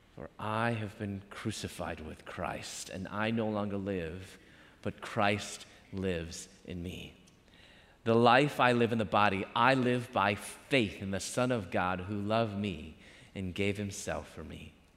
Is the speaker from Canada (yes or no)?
no; Chicago, Illinois, United States; moved away as an adult; also born or lived in Louisville / Atlanta; I'm from Chicago